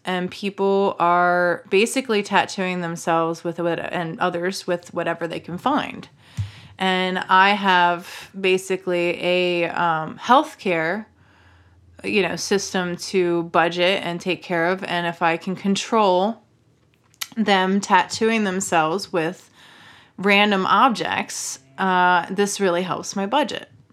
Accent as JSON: {"language": "English", "region": "Maryland", "country": "United States", "said": "I'm from Maryland."}